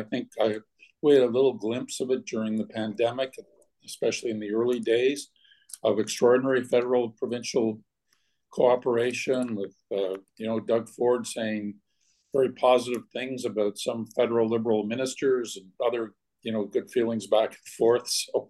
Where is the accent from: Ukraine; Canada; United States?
Canada; we can once again reassert that sense of being Canadian.